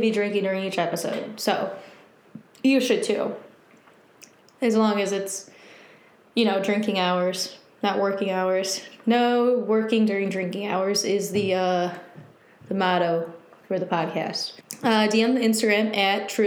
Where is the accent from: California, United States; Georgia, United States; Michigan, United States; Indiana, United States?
Michigan, United States; born and raised in Michigan. I now live in Detroit